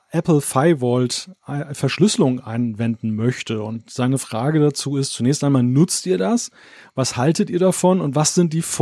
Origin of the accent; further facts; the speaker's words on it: West Germany, Germany; bei uns im Westen ist es halt dann halt so, es wurde unglaublich viel wegrationalisiert in den Jahrzehnten, weil die, die Westdeutschen ja total auf ihre Autos abgefahren